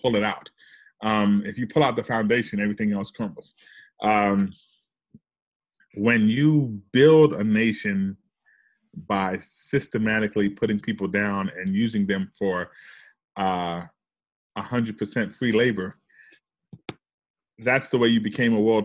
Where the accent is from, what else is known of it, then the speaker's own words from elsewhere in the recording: New York City, New York, United States; moved away as an adult; also born or lived in the South; I'm from the South Bronx